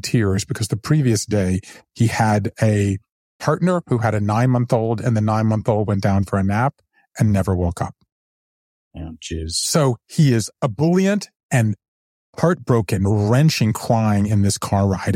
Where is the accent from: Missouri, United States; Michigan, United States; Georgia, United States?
Georgia, United States; Savannah; moved away as an adult; also born or lived in New Haven / Japan; now in Brooklyn, United States; I grew up in the South, then I left there. I went to Yale